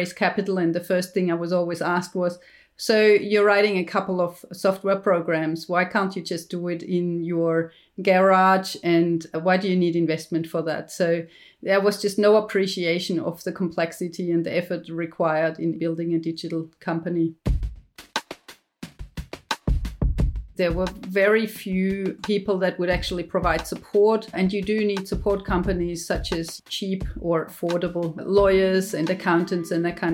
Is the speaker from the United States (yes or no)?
no; Germany; moved away as an adult; now in Australia; I'm obviously from Germany. I came to Australia in year 2000 to work as a postdoc